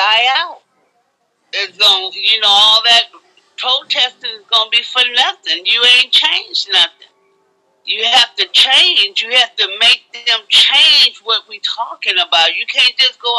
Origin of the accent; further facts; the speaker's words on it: Fresno, California, United States; from Fresno, California